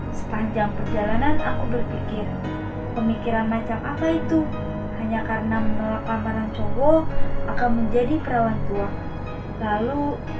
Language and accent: Indonesian; Bogor, West Java, Indonesia; Aku gadis Sunda. Orang-orang bilang seperti itu, karena aku lahir dan bisa di Bogor, Jawa Barat.